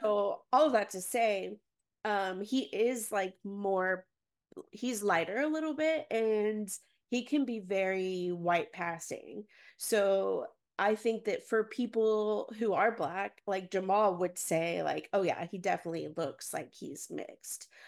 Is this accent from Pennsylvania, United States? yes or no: no; Garland, Texas, United States; I grew up in Garland, Texas